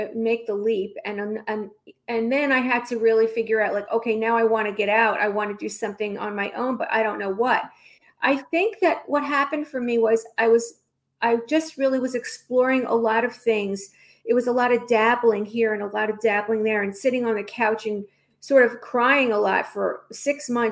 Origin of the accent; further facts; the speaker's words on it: New York, United States; now in Los Angeles, United States; I'm from New York